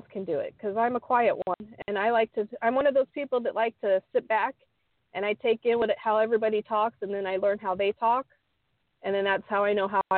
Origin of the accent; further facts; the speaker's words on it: Arizona, United States; moved away as an adult; Arizona is my home state, so I had my family